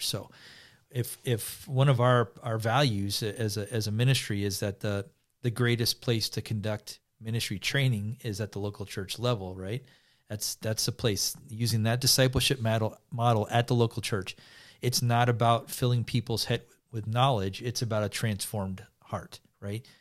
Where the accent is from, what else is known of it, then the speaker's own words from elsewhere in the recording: United States; coming as an American